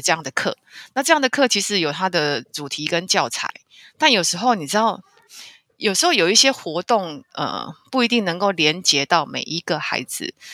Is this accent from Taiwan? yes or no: yes; Taiwan; 我是台湾来的，我自己一个人来旅行